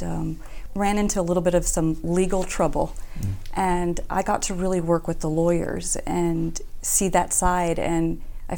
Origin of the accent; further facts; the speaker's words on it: Los Angeles, California, United States; I grew up in Echo Park